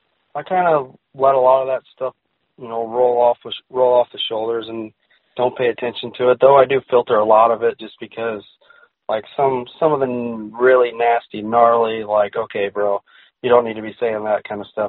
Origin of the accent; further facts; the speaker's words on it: United States; I'm an American